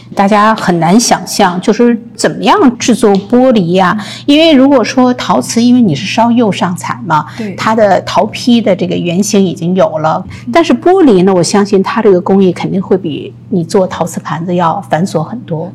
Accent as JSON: {"language": "Chinese", "region": "Beijing", "country": "China", "moved": "as an adult", "lives_now": "United States", "said": "你知道我是一个北京人哈"}